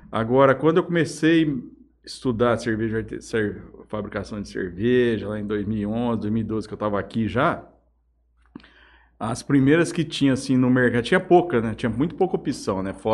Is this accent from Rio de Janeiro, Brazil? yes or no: no; Jales, São Paulo, Brazil; Eu sou aqui são bem dizer, eu sou de Jales. Né? Desde quando nasci, nasci em São Paulo, mas vim para cá muito novo. A minha família da minha mãe é toda daqui. Família japonesa aqui.